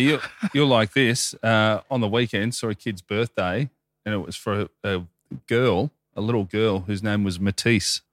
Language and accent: English; Melbourne, Victoria, Australia; growing up in Hoppers in the late nineties, early two thousands in the western suburbs of Melbourne there